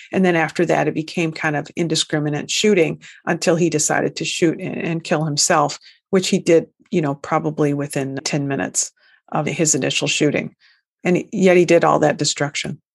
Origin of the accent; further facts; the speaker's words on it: United States; that stubborn Americanism that we all hold here